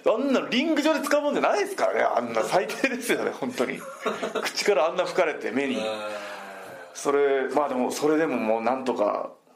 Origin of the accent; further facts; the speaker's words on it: Shikoku, Japan; moved away; 地元四国で。